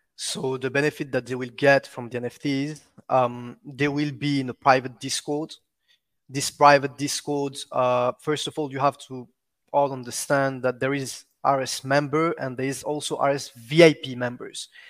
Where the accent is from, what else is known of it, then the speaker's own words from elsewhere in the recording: Réunion; first language French; English is a second language; now in Dubai, United Arab Emirates; I was born and raised in Rayonion Island, so which is my, my, my, my language is, is French, actually.